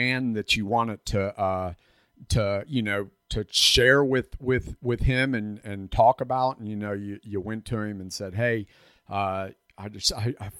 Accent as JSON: {"language": "English", "region": "Florida", "country": "United States", "tie": "born or raised there", "said": "I grew up in a Gulf Coast town down in Florida"}